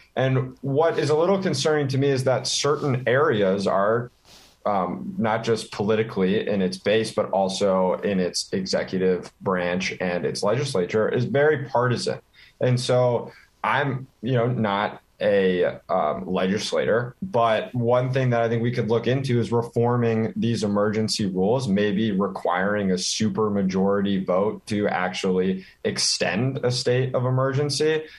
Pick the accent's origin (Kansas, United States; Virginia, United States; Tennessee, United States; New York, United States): Virginia, United States; Washington D.C. area; moved away as an adult; also born or lived in Minnesota; now in Minneapolis, United States; I'm originally from the Washington D.C. area, actually, which is I think a big factor in my interest in, in politics and economics. I really grew up, um, you know, right next to the heart of politics in this country